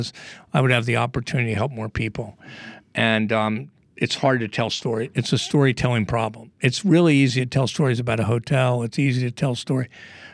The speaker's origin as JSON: {"language": "English", "town": "Philadelphia", "region": "Pennsylvania", "country": "United States", "tie": "born or raised there", "also_born_or_lived": "New York", "moved": "yes", "lives_now": "Miami, United States", "said": "I'm now in Miami, but I grew up outside of Philadelphia"}